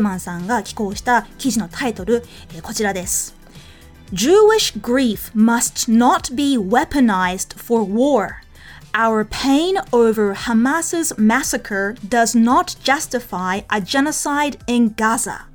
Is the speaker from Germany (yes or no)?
no; New Zealand; moved away; 私の、あのー、出身の国、まあ、育ちの国、ニュージーランドでは、はい、よく、I reckon, I reckon って言います